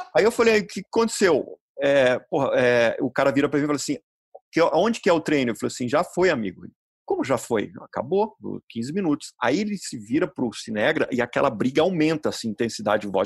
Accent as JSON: {"language": "Portuguese", "country": "Brazil", "said": "eu sou brasileiro"}